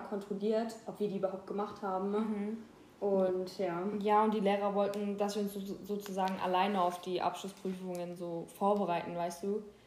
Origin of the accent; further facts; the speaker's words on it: Mannheim, Baden-Württemberg, Germany; wir kommen beide aus Mannheim.